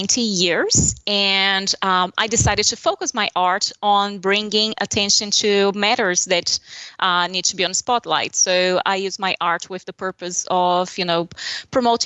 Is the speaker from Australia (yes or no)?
no; São Paulo, Brazil; English is a second language; moved away as an adult; now in Charleston, United States; that's my hometown